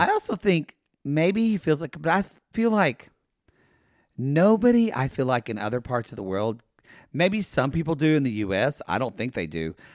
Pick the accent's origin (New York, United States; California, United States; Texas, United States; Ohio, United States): California, United States; I'm from California